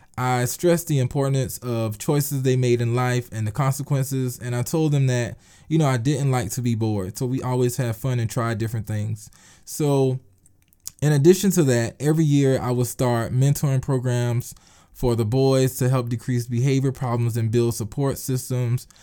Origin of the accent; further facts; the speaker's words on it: Eutawville, South Carolina, United States; I am from Utahville, South Carolina. Yes, I'm a, I am a country boy. It's a very small town